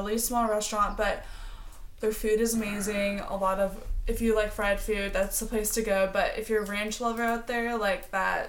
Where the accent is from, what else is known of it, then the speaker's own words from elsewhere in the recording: Nebraska, United States; moved away; also born or lived in Colorado; I grew up in Nebraska.